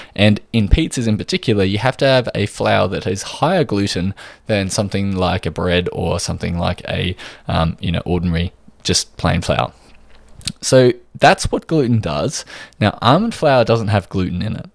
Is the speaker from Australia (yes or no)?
yes; Australia